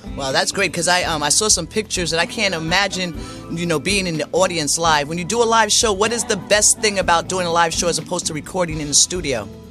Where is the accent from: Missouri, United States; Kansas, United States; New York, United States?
New York, United States; I come from New York. Now, I wasn't, where I grew up, it wasn't poverty.